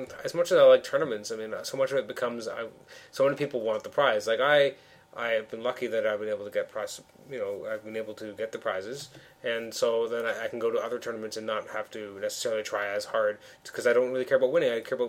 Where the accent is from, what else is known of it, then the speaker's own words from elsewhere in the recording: Toronto, Ontario, Canada; we're actually from Toronto.